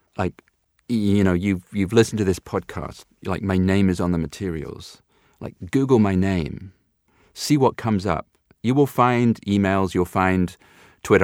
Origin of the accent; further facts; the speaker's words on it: United Kingdom; being a Brit of a certain age